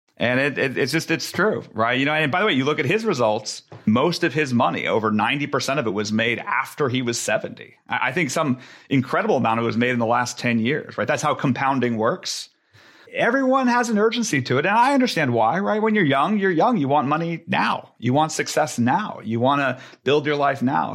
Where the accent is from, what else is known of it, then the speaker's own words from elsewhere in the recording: Silicon Valley, California, United States; I grew up in Silicon Valley.